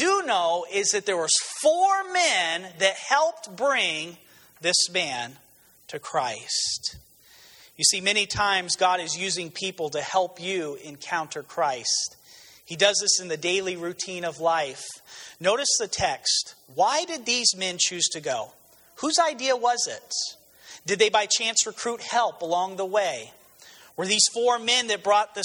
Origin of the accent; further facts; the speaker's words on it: New Mexico, United States; moved away; I was originally from New Mexico